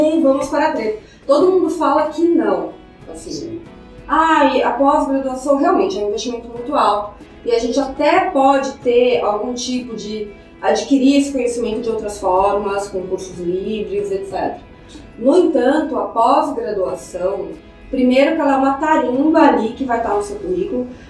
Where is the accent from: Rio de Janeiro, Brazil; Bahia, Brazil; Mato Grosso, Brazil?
Mato Grosso, Brazil; Cuiabá; eu sou de Cuiabá, né? Enfim, cresci, fui criada em Cuiabá